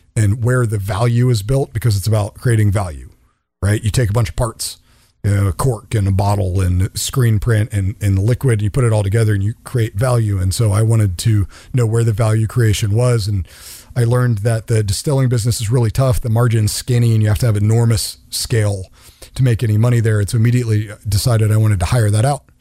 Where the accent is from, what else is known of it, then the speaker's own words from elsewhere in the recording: the suburbs of DC, Maryland, United States; moved away as an adult; now in California, United States; born and raised in Maryland, the suburbs of DC